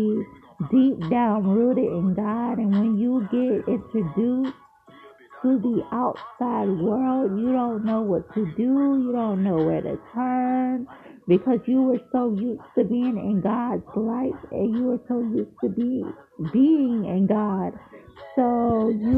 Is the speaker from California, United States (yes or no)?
no; Largo, Florida, United States; moved away as an adult; now in Columbia, United States; I'm from Largo, Florida. I moved to Columbia, South Carolina this year.